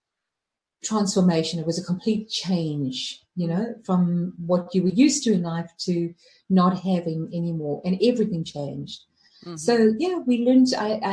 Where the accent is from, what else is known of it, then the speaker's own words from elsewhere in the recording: Johannesburg, Gauteng, South Africa; Well, the time when I was in South Africa growing up, it was beautiful.